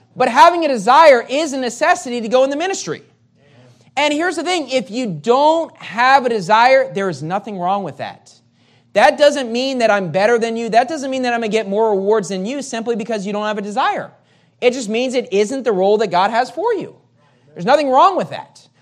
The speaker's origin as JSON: {"language": "English", "region": "West Virginia", "country": "United States", "tie": "born or raised there", "also_born_or_lived": "Metro Manila, Philippines", "moved": "as an adult", "lives_now": "Manila, Philippines", "said": "I grew up in West Virginia"}